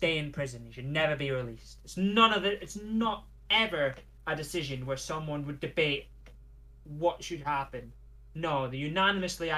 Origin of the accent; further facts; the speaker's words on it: Scotland, United Kingdom; We get it all the time being Scottish